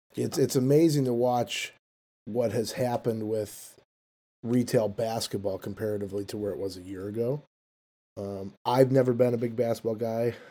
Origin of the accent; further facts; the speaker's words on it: Chicago, Illinois, United States; I'm from Chicago, Illinois